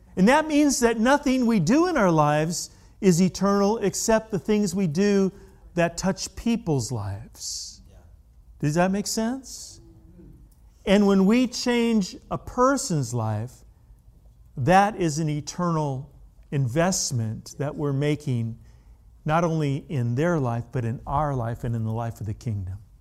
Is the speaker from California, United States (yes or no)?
yes; California, United States; I grew up in California